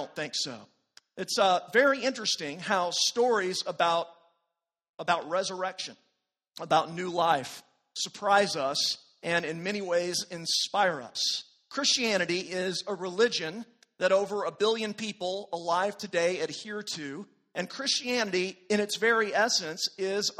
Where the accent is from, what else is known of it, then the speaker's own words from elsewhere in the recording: Amarillo, Texas, United States; I grew up in the West Texas panhandle town of Amarillo